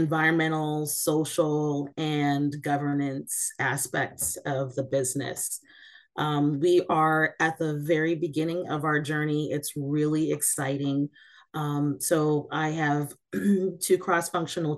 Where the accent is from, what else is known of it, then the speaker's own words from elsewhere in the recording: Seattle, Washington, United States; also born or lived in East Coast; I am from Seattle, Washington